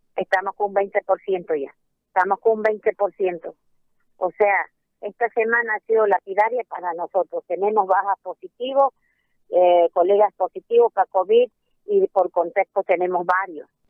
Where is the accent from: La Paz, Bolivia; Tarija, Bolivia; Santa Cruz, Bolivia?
Santa Cruz, Bolivia; como cruceño